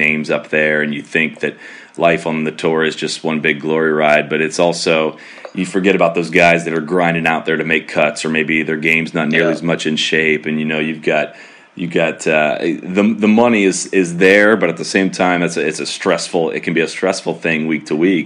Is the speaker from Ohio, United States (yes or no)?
yes; Dublin, Ohio, United States; growing up watching golf, I'm from Dublin, Ohio, always attended the Memorial Tournament every single year